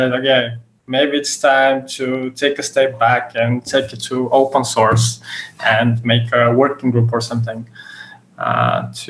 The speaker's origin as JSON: {"language": "English", "country": "Bulgaria", "said": "I'm from Bulgaria"}